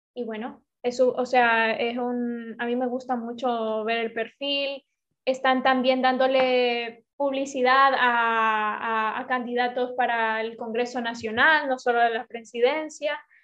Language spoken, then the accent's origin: Spanish; Honduras; moved away; todos nacimos en Honduras